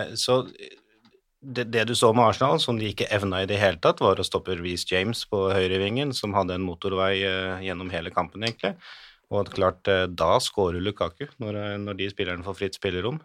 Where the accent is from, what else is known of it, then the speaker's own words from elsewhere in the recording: Hamar, Innlandet, Norway; Jeg er jo fra Hamar